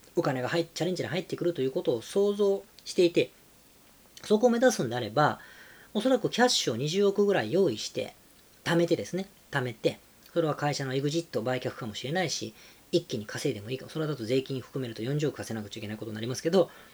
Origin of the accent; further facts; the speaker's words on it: Osaka, Japan; also born or lived in Kanagawa; now in Tokyo, Japan; 大阪出身です、僕は。もう大阪より東京の方が東京っていうか神奈川東京の方がいる時間が長くなりました